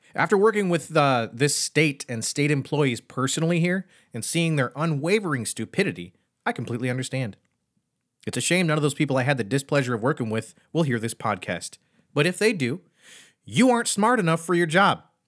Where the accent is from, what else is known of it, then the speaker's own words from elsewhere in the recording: Michigan, United States; now in Pennsylvania, United States; I grew up in Michigan